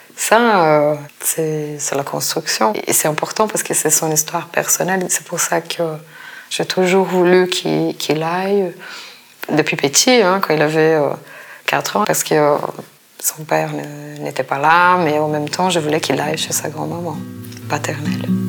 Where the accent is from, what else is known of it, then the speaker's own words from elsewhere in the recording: Brazil; moved away; mon enfance au Brésil. Peut-être si j'étais si restée au Brésil